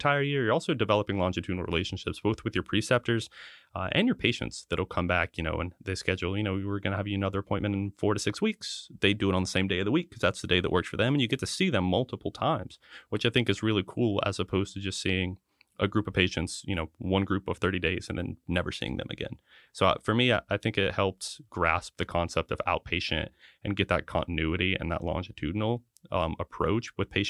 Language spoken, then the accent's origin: English; North Carolina, United States; I grew up in North Carolina as well, went to college in South Carolina, and then came back to med school in North Carolina